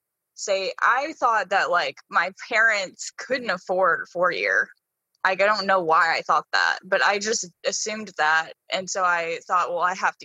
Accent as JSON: {"language": "English", "town": "Hoover", "region": "Alabama", "country": "United States", "tie": "born or raised there", "said": "I grew up in Hoover. So I went to Hoover High School, graduated 2015."}